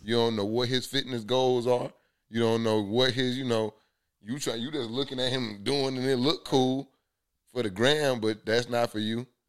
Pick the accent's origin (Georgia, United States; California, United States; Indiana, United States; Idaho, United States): Georgia, United States; Columbus; moved away as an adult; also born or lived in Tuskegee, Alabama; now in Atlanta, United States; I'm from the South, so, like, went to high school in Columbus, Georgia